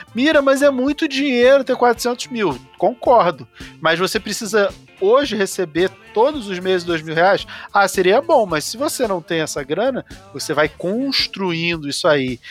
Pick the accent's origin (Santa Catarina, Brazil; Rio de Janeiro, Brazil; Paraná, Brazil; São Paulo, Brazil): Rio de Janeiro, Brazil; eu nasci numa comunidade carente no Rio de Janeiro, eu sou lá do bairro do Rio Comprido, no Rio de Janeiro